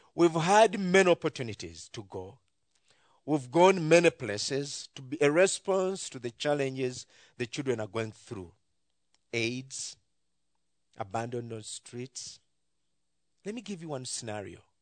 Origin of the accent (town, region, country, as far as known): Uganda